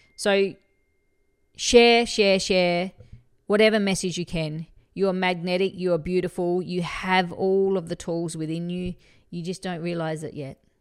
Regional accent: Murray Bridge, South Australia, Australia; I'm Bogan from Murray Bridge

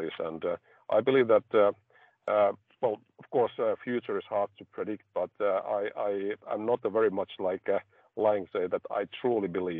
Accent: Finland; I come from Finland, which is like energy efficient country

